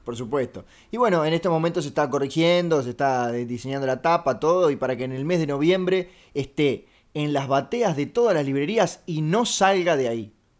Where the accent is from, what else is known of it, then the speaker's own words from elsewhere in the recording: Uruguay; yo soy uruguayo